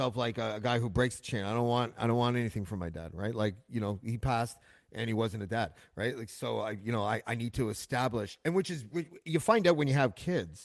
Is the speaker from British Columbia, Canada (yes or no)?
no; Whitby, Ontario, Canada; I grew up in Whitby